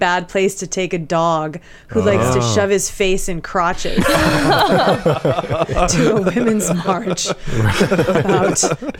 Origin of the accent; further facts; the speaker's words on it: Vancouver, British Columbia, Canada; moved away as an adult; also born or lived in Toronto; Born and raised in Vancouver. Nice. Cut my comedy chops in Vancouver and then moved to Toronto